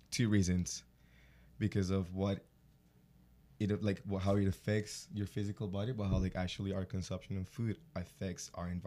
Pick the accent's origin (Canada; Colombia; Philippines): Colombia; moved away as an adult; now in United States; born and raised in Colombia, I feel like we have a pretty heavy diet on carbs